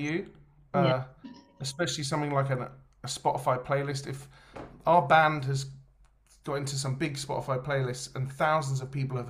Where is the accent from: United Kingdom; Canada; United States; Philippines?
United Kingdom; we are very British